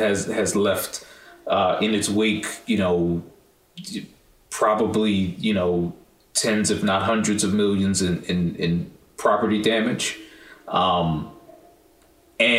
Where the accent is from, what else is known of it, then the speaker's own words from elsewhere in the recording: Northeast, United States; also born or lived in Cleveland / Boston / Connecticut; I grew up in the Northeast